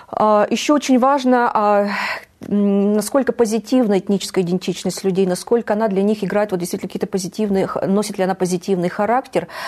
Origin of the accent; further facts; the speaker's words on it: Tatars of the Republic of Tatarstan, Russia; Что касается татар, а, Республики Татарстан, а, то тут мы уже прошли такой этап.